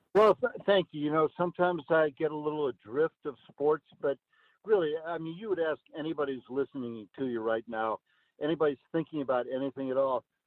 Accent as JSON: {"language": "English", "town": "Peoria", "region": "Illinois", "country": "United States", "tie": "born or raised there", "said": "I grew up in Peoria"}